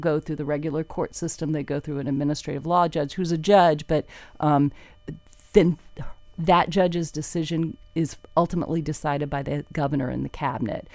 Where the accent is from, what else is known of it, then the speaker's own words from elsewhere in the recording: Fort Lauderdale, Florida, United States; also born or lived in Ocala, Florida; I grew up in Fort Lauderdale.